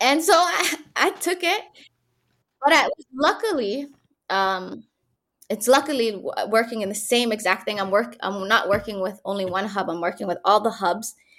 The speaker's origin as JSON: {"language": "English", "country": "Canada", "tie": "born or raised there", "also_born_or_lived": "Mogadishu, Somalia / Egypt", "moved": "as an adult", "lives_now": "Hargeisa, Somaliland", "said": "growing up in Canada, I went there when I was seven years old"}